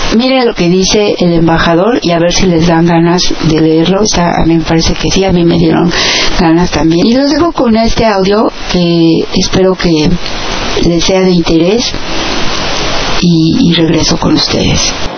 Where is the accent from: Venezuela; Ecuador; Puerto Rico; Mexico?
Mexico; nuestro país